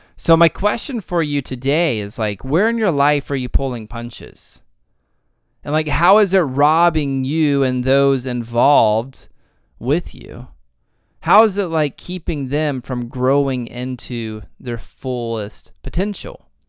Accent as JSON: {"language": "English", "region": "Texas", "country": "United States", "said": "I'm from Texas"}